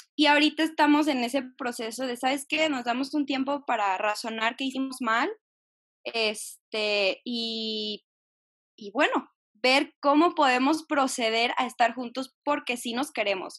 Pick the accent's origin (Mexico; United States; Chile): Mexico; Jalisco; soy de Jalisco